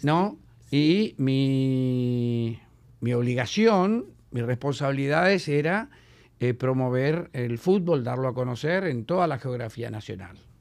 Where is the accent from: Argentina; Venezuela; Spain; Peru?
Argentina; Patagonia; moved away as an adult; now in Dominican Republic; soy patagónico, ¿no? que nací en la Argentina.